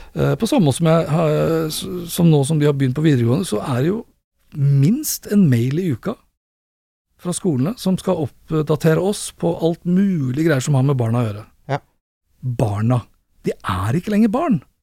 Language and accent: Norwegian; Sandefjord, Vestfold, Norway; moved away; jeg er fra Sandefjord, eh, har familien